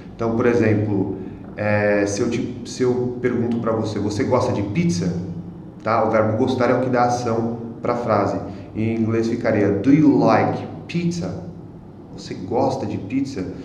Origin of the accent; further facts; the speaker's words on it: Brazil; Eu sou brasileiro.